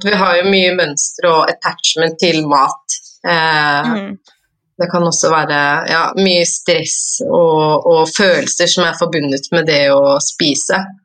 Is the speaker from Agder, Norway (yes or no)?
no; Oslo, Norway; jeg er fra Oslo